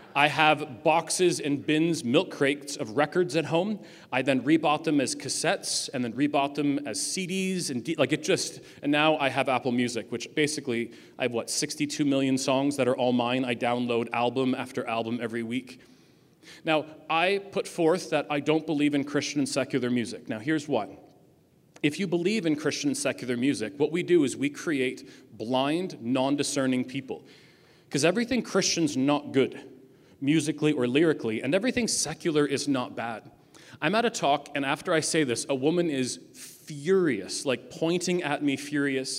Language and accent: English; Ajax, Ontario, Canada; I come from Ajax